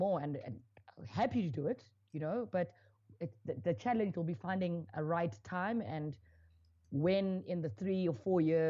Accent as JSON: {"language": "English", "country": "South Africa", "said": "I am a South African ex-national player."}